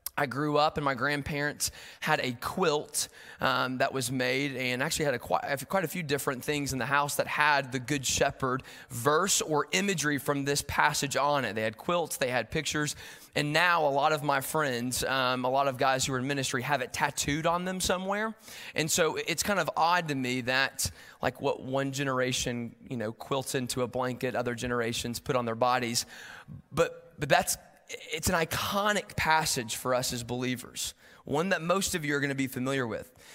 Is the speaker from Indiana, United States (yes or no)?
no; Knoxville, Tennessee, United States; moved away as an adult; now in Chattanooga, United States; I'm from Knoxville originally